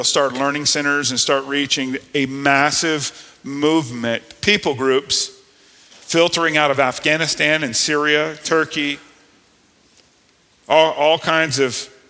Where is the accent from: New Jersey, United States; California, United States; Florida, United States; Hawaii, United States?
Florida, United States; South; I grew up in South Florida